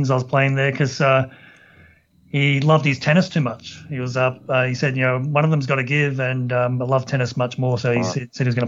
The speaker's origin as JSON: {"language": "English", "town": "Bankstown", "region": "New South Wales", "country": "Australia", "tie": "born or raised there", "said": "growing up in Bankstown being a skater"}